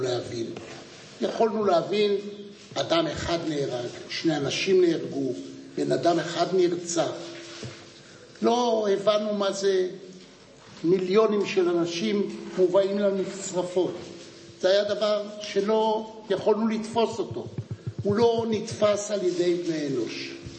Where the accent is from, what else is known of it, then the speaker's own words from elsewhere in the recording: Jerusalem, Jerusalem District, Israel; אני נולדתי בירושלים, למשפחה שהגיעה לירושלים ב-1809, מווילנה